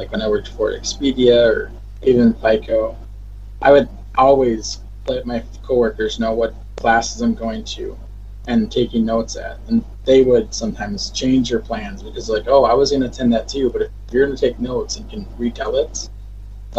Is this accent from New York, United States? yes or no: no; Minnesota, United States; now in Washington, United States; I'm from Minnesota